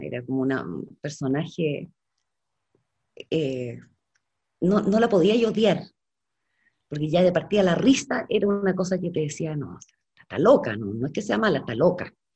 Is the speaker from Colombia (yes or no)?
no; Chile